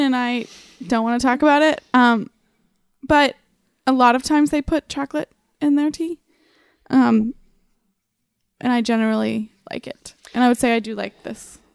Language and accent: English; Lancaster, Ohio, United States; I'm from Lancaster, Ohio, which is about forty-five minutes southeast from Columbus